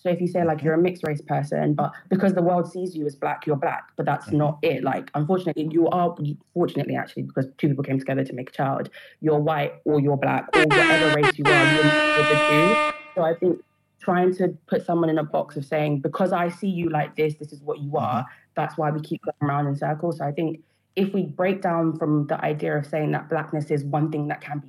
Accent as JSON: {"language": "English", "country": "United Kingdom", "said": "So if I go and I fill out a census, I will say I'm Black British. But I know in myself, whilst I am Black British, again, it goes down to I'm my tribe first."}